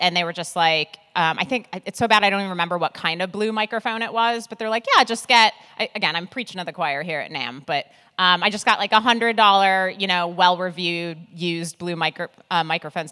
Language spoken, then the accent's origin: English; Milwaukee, Wisconsin, United States; now in New York, United States; I live in New York, but I'm originally from Milwaukee, Wisconsin